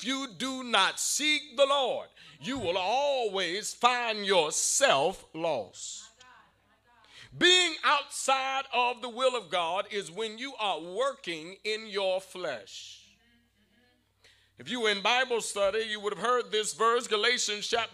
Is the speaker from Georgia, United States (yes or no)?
yes; Savannah, Georgia, United States; growing up in Savannah